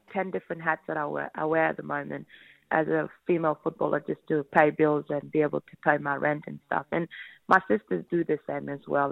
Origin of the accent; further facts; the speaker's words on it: the West, Western Australia, Australia; moved away as an adult; now in Victoria, Australia; I grew up obviously over in the West, a massive West Coast fan.